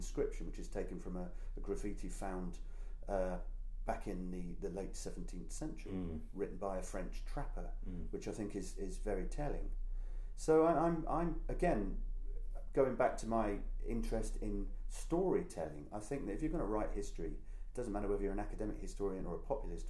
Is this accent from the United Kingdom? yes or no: yes; United Kingdom; I'm non-American. You know, I'm a Brit